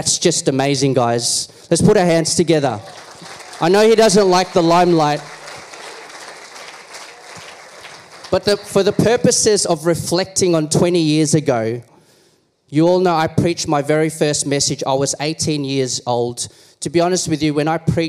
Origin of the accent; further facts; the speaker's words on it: Philippines; I am Filipino